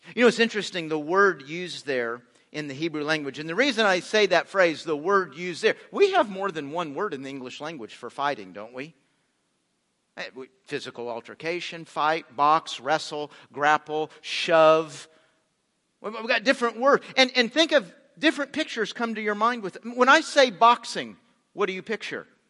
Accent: United States; We're American Christians

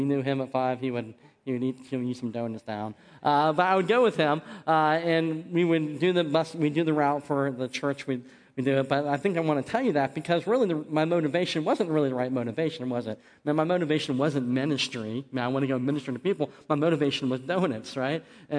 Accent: Barberton, Ohio, United States; born there; But I was born in Barberton, like I said, that was at Akron, Ohio.

